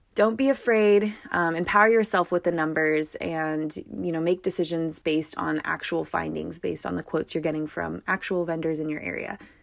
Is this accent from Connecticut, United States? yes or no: no; California, United States; California, my home state